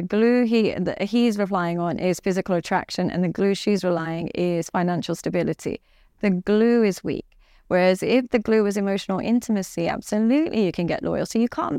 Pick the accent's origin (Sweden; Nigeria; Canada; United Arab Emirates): United Arab Emirates; Dubai; now in London, United Kingdom; And unfortunately, because I come from Dubai and I live in London and stuff like that, I focus on the extremities.